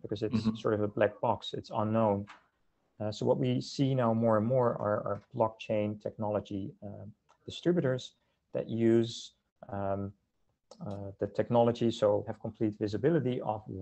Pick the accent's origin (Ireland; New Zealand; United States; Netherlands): Netherlands; moved away as an adult; now in Canada; I'm originally from the Netherlands, and I came to Canada in the early 2000s